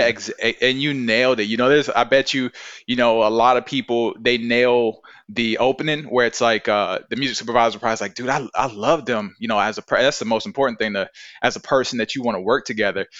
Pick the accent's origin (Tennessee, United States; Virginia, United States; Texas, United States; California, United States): Virginia, United States; I'm from Virginia, I'm like a old-fashioned guy